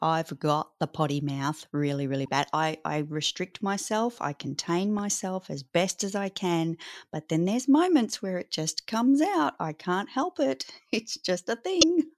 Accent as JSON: {"language": "English", "country": "Australia"}